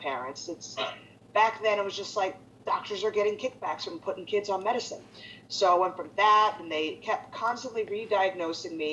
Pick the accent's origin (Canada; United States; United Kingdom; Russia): United States; Philadelphia, Pennsylvania; moved away as an adult; I grew up in Philadelphia, Pennsylvania. I actually lived there until about maybe 5 years ago